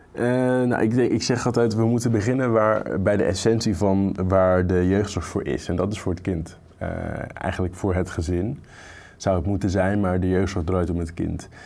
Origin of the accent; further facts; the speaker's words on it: Groningen, Netherlands; moved away as an adult; Ik ben opgegroeid in Groningen, niet in de stad, maar in de provincie.